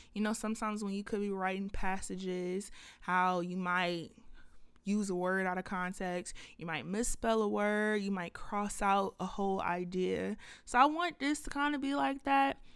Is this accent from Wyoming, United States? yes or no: no; Lithonia, Georgia, United States; also born or lived in Atlanta, Georgia; I was raised in Lithonia, Georgia